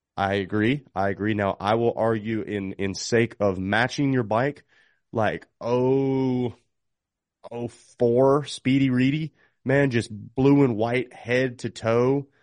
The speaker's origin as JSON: {"language": "English", "region": "North Carolina", "country": "United States", "tie": "born or raised there", "said": "North Carolina, not to just you know, say it because it's my home state"}